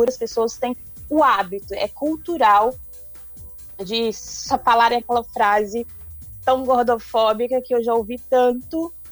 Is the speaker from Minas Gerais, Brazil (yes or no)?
yes; Minas Gerais, Brazil; Eu sou de, na verdade, eu sou do norte de Minas Gerais. Então, eu sou acostumada com, com, com tempo quente, né?